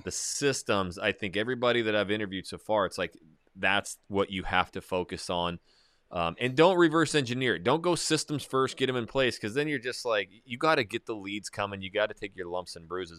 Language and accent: English; North Idaho, United States; growing up in North Idaho, small little town, logging mine, now it's blown up